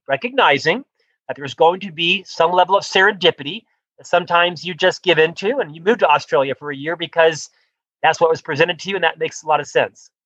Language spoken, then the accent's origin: English; Orlando, Florida, United States; moved away as an adult; also born or lived in Provo, Utah; now in Salt Lake City, United States; I'm originally from Orlando, Florida, where I lived the first half of my life